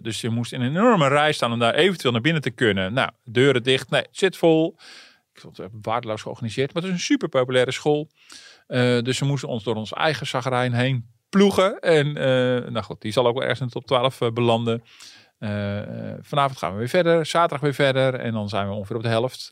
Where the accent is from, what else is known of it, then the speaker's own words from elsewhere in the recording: Netherlands; als Nederlanders